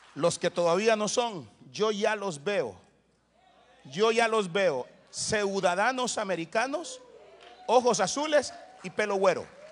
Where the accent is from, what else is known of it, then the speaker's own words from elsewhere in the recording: Soyapango, San Salvador, El Salvador; crecí en un barrio allá en El Salvador que se llama Soyapango Hills